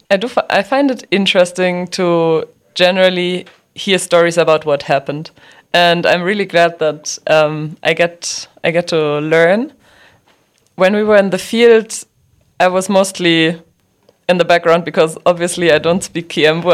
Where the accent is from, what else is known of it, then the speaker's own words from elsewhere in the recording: Dachau, Bavaria, Germany; moved away as an adult; now in Nairobi, Kenya; I grew up in Dachau, and Dachau is close to Munich